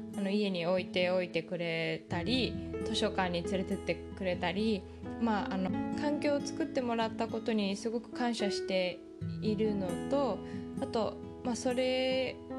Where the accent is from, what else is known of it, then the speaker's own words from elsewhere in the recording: Japan; now in Silicon Valley, United States; 日本出身